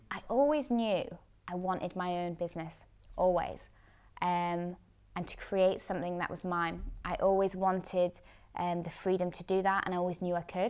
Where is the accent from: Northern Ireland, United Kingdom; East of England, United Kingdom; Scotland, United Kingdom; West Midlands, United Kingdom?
Scotland, United Kingdom; Edinburgh; also born or lived in England / London / Amsterdam; I moved up to Edinburgh when I was about 10, 11